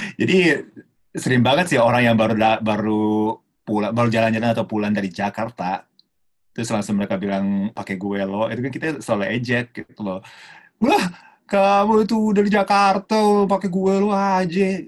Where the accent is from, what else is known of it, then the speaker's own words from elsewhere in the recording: Tokyo, Japan; Indonesian is a second language; moved away as an adult; also born or lived in Yogyakarta, Indonesia; now in Indonesia; aku lahir besar di Jepang di Tokyo, jadi lebih individualis termasuk aku